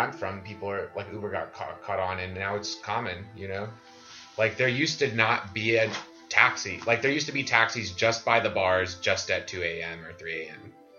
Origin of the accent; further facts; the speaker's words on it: London, United Kingdom; I'm from London.